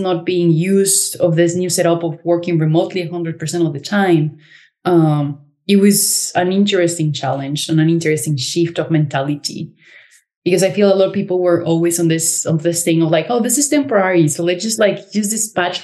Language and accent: English; Cancun, Quintana Roo, Mexico; moved away as an adult; now in Berlin, Germany; I am originally from Cancun, Mexico